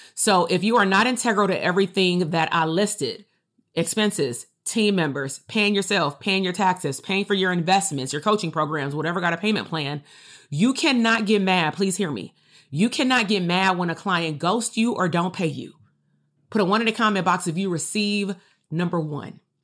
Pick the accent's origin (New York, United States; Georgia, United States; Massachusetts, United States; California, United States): California, United States; Compton; I'm still from Compton.